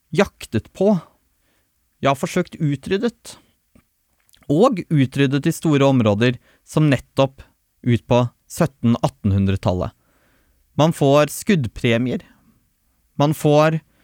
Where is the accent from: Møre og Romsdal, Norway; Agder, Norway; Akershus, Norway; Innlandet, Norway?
Innlandet, Norway; Tolga; Jeg er oppvokst i Østerdalen og Glåmdalsregionen